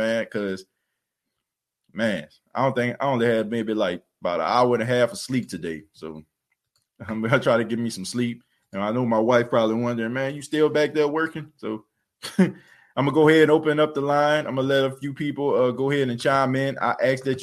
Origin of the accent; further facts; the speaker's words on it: New Orleans, Louisiana, United States; moved away; I'm from New Orleans. I was born and raised there